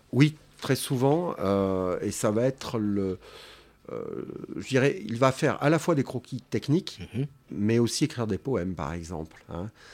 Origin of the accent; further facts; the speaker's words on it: Marseille, Provence-Alpes-Côte d'Azur, France; je suis né à la Pointe Rouge, donc j'ai connu le quartier avant le port, hein, en 1964